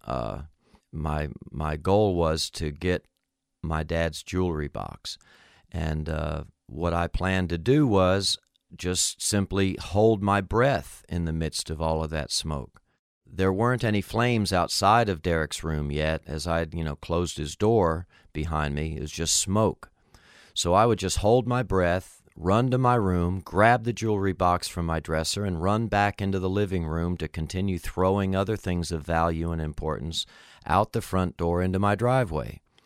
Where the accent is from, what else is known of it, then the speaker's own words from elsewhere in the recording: Miami, Florida, United States; When I was a kid growing up in Miami, Florida, we lived in a little duplex apartment.